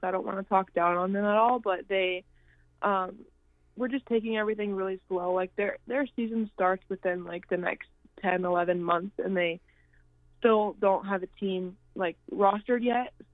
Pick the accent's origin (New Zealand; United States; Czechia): United States; Arizona; I'm from Arizona